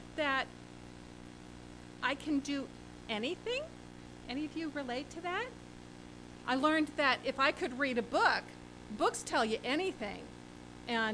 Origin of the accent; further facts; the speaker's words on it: Pennsylvania near Gettysburg, United States; also born or lived in Washington, D.C. / Atlanta / Maine; my parents moved to Pennsylvania near Gettysburg. So I grew up not in the Washington, D.C. area